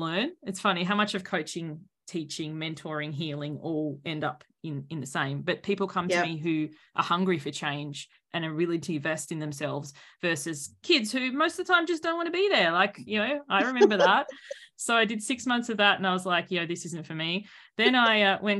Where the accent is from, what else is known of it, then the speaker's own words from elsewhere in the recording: Sydney, New South Wales, Australia; I'm from Sydney.